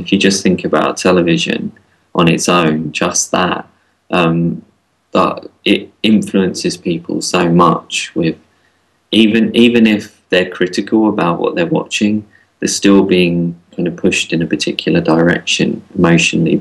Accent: London, United Kingdom; growing up in London

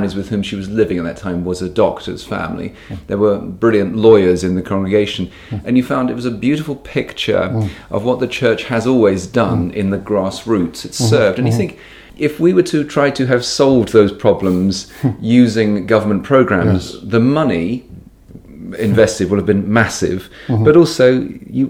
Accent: United Kingdom; a British person

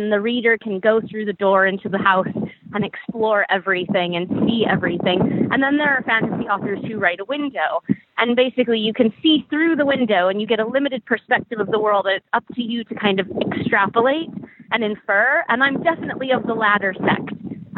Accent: United States; as an American

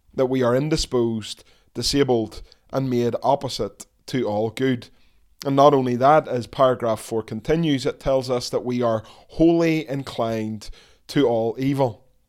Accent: Dundonald, Northern Ireland, United Kingdom; I was born in the Ulster Hospital back in nineteen seventy-nine

